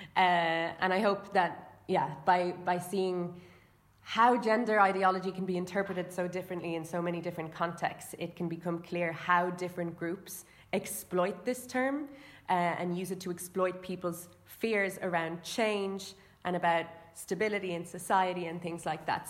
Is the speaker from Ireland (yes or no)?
yes; Ireland; I'm from Ireland